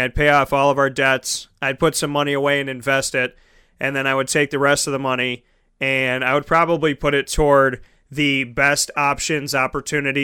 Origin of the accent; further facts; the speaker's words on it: Syracuse, New York, United States; If it was staying in my hometown, it would be a blessing to do a game with the Syracuse Orange for sure.